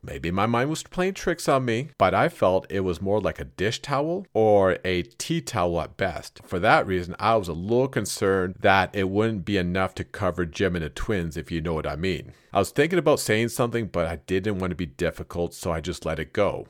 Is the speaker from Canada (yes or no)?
yes; Canada; I am Canadian, and as such, I am used to the cold